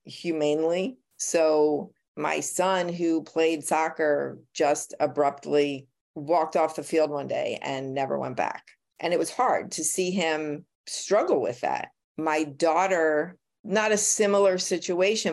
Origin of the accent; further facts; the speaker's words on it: Philadelphia, Pennsylvania, United States; I was born and raised in Philadelphia.